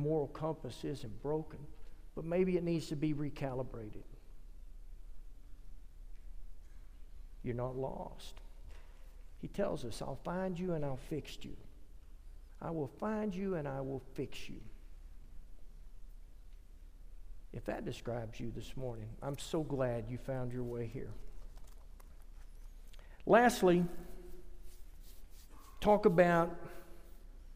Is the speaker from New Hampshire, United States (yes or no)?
no; Lovington, New Mexico, United States; I'm from Lovington, New Mexico. We're a one-tent town